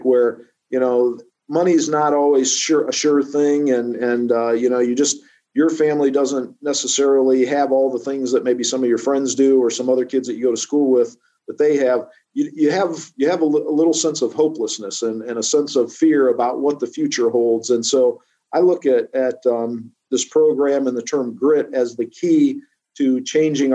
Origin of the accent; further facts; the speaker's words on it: Norwalk, Ohio, United States; I'm from Norwalk. I'm just up Route 250 there, out of Ashland, in Norwalk.